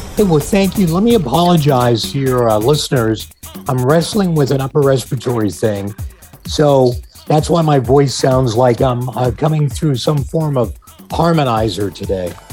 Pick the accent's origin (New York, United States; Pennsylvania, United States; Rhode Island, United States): Pennsylvania, United States; Pittsburgh; moved away as an adult; Pittsburgh, um, which is my hometown